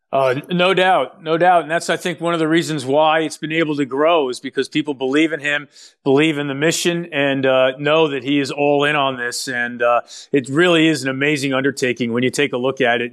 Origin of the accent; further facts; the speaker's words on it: New York City, New York, United States; also born or lived in Pottstown, Pennsylvania; I'm a native New Yorker. I grew up in Manhattan